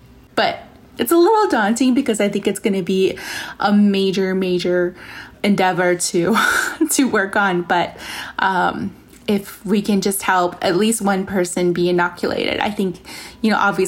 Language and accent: English; Navajo Nation, United States; So I come from the Navajo Nation, and, you know, we have some fantastic places out there, you know, like Antelope Canyon and all of these beautiful, you know, Monument Valley